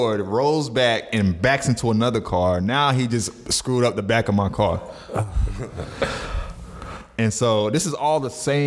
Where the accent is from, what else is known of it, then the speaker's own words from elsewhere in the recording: Florida, United States; growing up in Florida